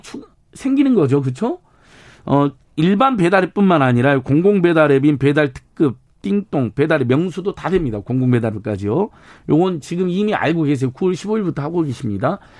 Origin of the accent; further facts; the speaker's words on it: Hwasun, South Jeolla, South Korea; 제 고향이 한반도인데 한반도에서도 화순이라는 곳이 태어났는데